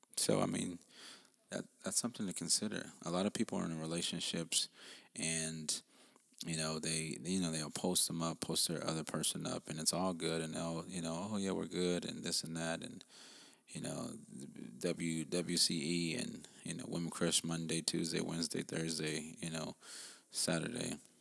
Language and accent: English; United States; I'm I'm African American